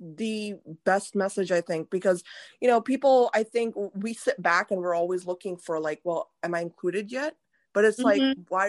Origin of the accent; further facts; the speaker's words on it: India; Like as an Indian woman, I don't always want to see a sari and a bindi on people.